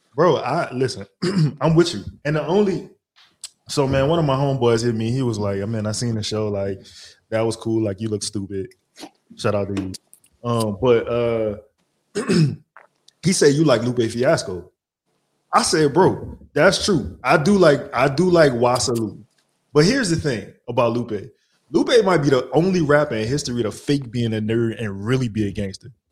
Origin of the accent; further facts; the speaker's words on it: New Orleans, Louisiana, United States; moved away; I'm from New Orleans